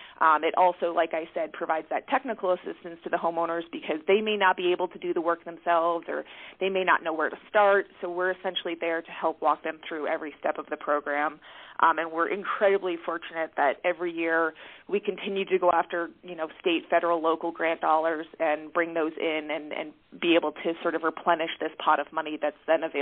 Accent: Northeast, United States; Like I mentioned, I come from the Northeast, and I have worked as a consulting forester with loggers up in that region. And so moving to Colorado

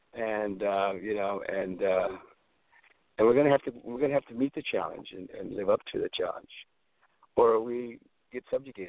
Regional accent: San Antonio, Texas, United States; moved away; I was born in San Antonio, Texas. I'm like the third, fourth-generation Texan.

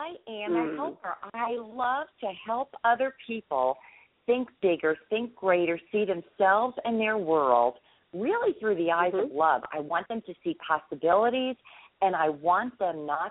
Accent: United States; now in Florida, United States; I grew up right outside of New York City

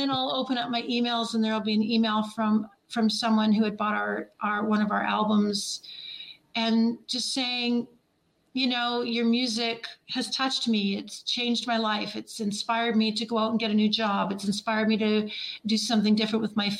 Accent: Ontario, Canada; moved away as an adult; also born or lived in Nashville, Tennessee; I'm from Ontario

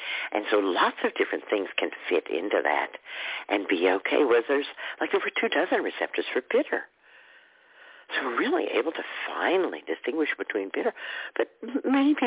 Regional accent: Texas, United States; moved away; where I grew up in Texas, where grits was a big breakfast food

